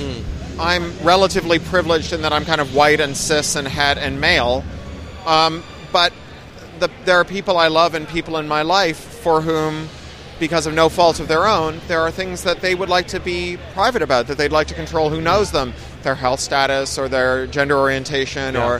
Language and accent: English; Canada; moved away as an adult; also born or lived in San Francisco, United States / United Kingdom; as a Canadian